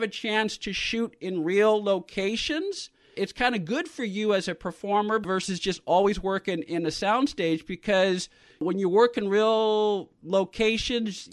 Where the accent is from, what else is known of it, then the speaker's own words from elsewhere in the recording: San Francisco, California, United States; I grew up in San Francisco